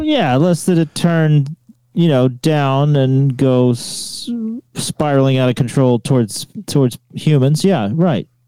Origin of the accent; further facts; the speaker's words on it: the South, United States; moved away; I'm from the states, but because I am from the South